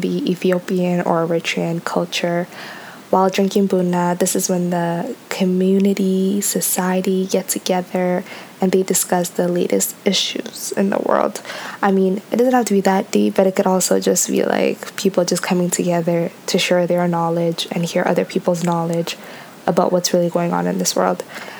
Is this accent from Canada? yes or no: yes; Toronto, Ontario, Canada; I am Ethiopian. I am 24 years old. I am from Toronto, Ontario, Canada.